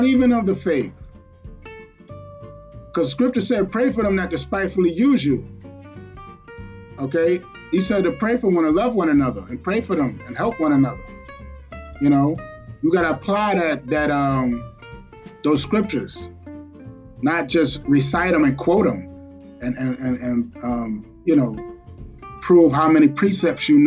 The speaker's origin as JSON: {"language": "English", "town": "New York City", "region": "New York", "country": "United States", "said": "I'm from Brooklyn, New York"}